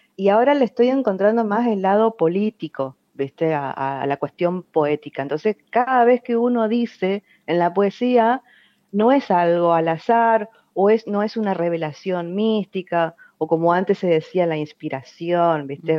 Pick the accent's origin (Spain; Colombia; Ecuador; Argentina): Argentina; Fontana, Chaco; now in Resistencia, Argentina; nací en Resistencia accidentalmente, porque toda mi familia vive en Fontana, que es una ciudad pegada a Resistencia